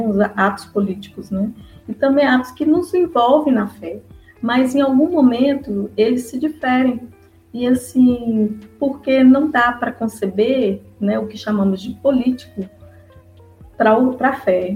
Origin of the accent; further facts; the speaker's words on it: Minas Gerais, Brazil; moved away as an adult; now in Olinda, Brazil; eu vim para Recife, eu sou de Minas Gerais, com meu esposo